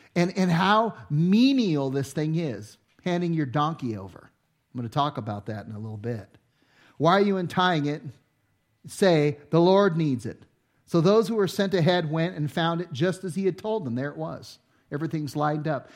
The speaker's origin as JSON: {"language": "English", "town": "Los Angeles", "region": "California", "country": "United States", "tie": "born or raised there", "said": "I grew up in Los Angeles in the inner city"}